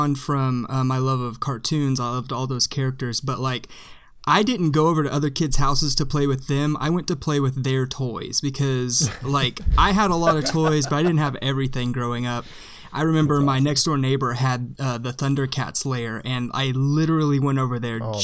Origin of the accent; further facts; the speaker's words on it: Edmond, Oklahoma, United States; I also grew up in Oklahoma. I also still live in Oklahoma, but I was born in Edmond, which is like right above Oklahoma City